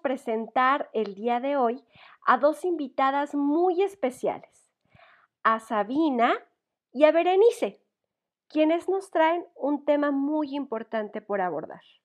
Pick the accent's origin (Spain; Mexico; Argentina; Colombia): Mexico; como mexicanos o latinoamericanos